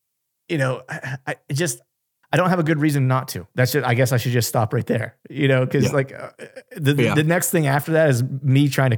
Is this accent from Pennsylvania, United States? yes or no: yes; Pennsylvania, United States; I love hunting my home state of Pennsylvania.